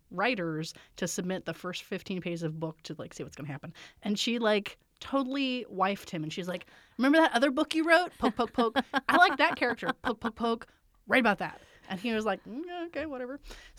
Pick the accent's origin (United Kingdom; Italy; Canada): Canada; Like, okay, I was born in Canada. I've grown up in Canada. I've lived all my life in Canada.